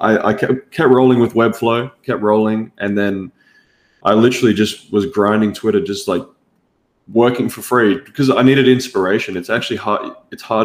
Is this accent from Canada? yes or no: no; Australia; accent: Australian; also born or lived in United States; if you can't tell already by my accent, I'm obviously from Australia.